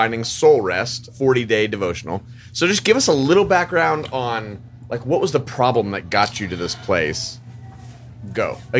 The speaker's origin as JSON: {"language": "English", "region": "California", "country": "United States", "moved": "yes", "lives_now": "Franklin, United States", "said": "I'm from the California"}